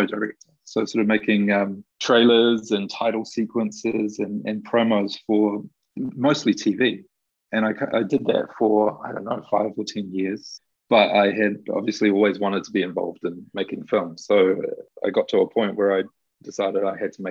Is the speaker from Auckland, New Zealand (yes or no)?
yes; Auckland, New Zealand; I'm from Auckland